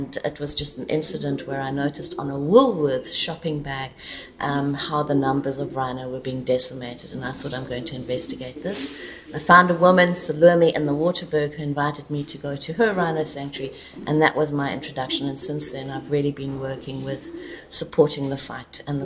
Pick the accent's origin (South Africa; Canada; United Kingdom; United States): South Africa; Kalahari, Northern Cape; moved away as an adult; also born or lived in Southeast Asia / India; now in Hollabrunn, Austria; I'm a bush girl, I come from the Kalahari